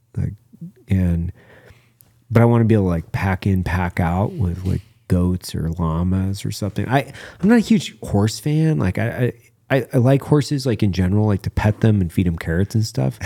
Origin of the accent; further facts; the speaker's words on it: Clearwater National Forest, Idaho, United States; I grew up in the Clearwater National Forest, which is on the north side of the Clearwater River.